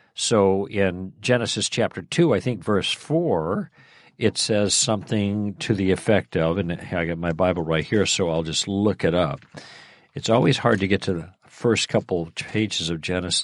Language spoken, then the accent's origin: English; Chicago, Illinois, United States; moved away; I grew up in Chicago